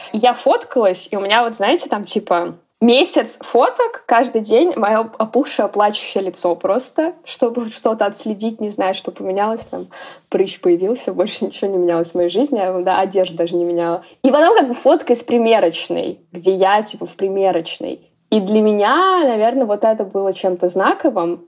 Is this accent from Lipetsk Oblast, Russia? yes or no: no; Orenburg, Orenburg Oblast, Russia; moved away; я приезжаю к маме, вот, в родной город